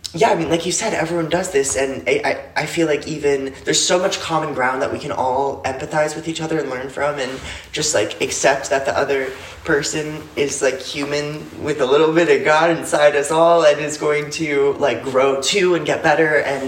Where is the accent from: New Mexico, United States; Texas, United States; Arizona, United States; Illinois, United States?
Arizona, United States; Phoenix; now in New York, United States; where I grew up in Phoenix.